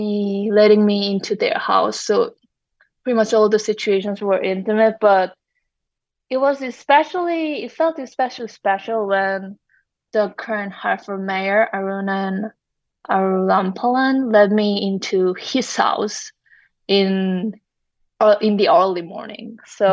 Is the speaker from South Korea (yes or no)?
yes; South Korea; although I'm from South Korea, I was not familiar with, say, Karen community.